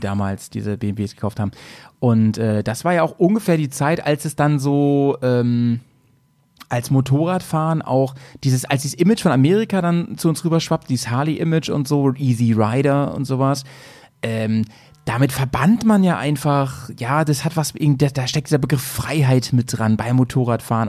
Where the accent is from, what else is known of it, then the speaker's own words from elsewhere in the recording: Germany; bei uns in Deutschland